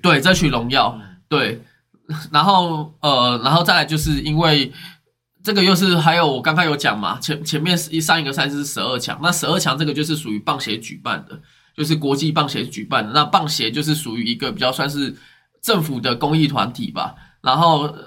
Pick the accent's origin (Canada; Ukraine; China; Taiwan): Taiwan; 我们从小听到打棒球是我们的国球